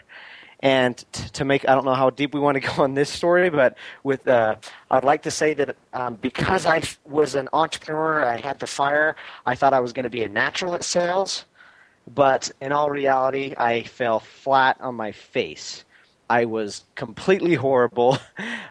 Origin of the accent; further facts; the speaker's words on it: Salt Lake City, Utah, United States; So I'm originally from Salt Lake City, Utah